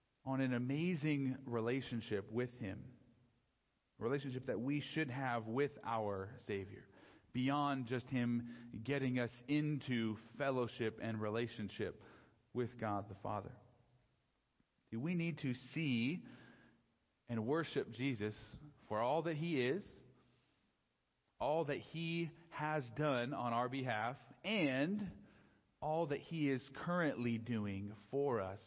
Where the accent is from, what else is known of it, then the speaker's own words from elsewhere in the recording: San Diego, California, United States; also born or lived in Los Angeles; I grew up down in San Diego